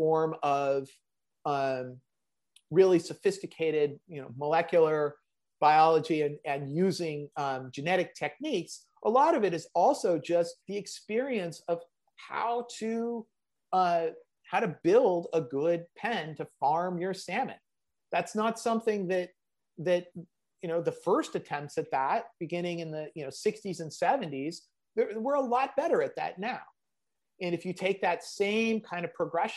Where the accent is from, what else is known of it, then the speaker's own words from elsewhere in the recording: San Diego, California, United States; I grew up in San Diego